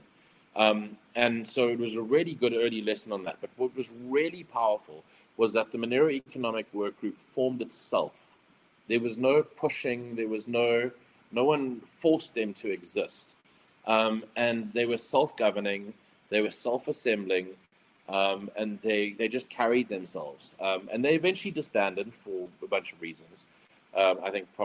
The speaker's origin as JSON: {"language": "English", "country": "South Africa", "said": "being South African"}